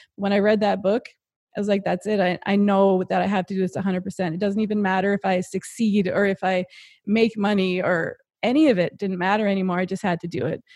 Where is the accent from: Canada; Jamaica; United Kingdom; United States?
Canada; Happy Adventure, Newfoundland and Labrador; I'm from Newfoundland, and I grew up in a really small town